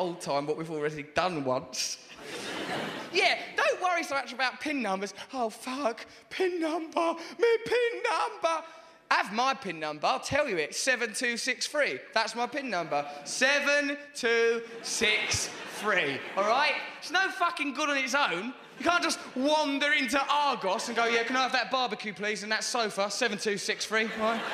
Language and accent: English; England, United Kingdom; I'm English.